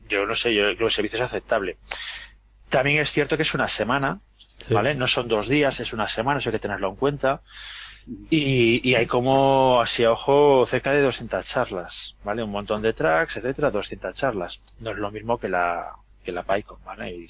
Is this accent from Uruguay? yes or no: no; Vigo, Galicia, Spain; now in Madrid, Spain; No, yo estoy en Madrid, no estoy en Vigo. Bueno, soy de Vigo, pero no vivo allí.